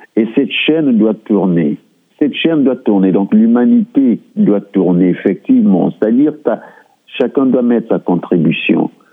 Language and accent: French; Republic of the Congo; moved away as an adult; now in Surrey, Canada; Je suis du Congo-Brazzaville et je suis arrivé au Canada en 2001